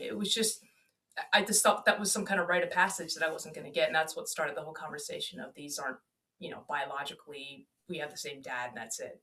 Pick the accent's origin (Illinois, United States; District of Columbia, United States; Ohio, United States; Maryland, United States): District of Columbia, United States; Washington; moved away as an adult; also born or lived in Germany / Alabama / Florida / Texas; I'm from the DC area